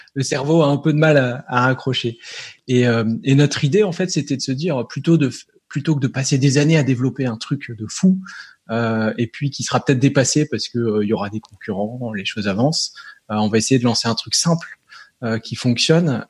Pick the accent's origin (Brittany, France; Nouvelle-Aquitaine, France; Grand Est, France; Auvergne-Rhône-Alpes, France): Grand Est, France; Nancy; on est du nord-est à Nancy